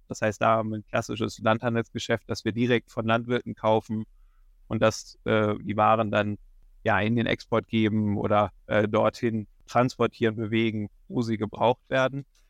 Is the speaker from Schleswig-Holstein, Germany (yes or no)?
yes; Schleswig-Holstein, Germany; moved away as an adult; also born or lived in Kiel; now in Hildesheimer Börde, Germany; Bin ursprünglich aus Schleswig-Holstein